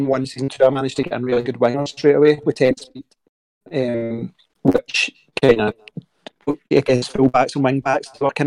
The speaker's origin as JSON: {"language": "English", "town": "Glasgow", "region": "Scotland", "country": "United Kingdom", "said": "I'm from Glasgow"}